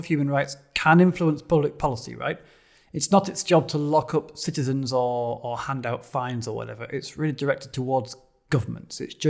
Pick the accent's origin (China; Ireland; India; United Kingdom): United Kingdom; As a Brit who used to work in European politics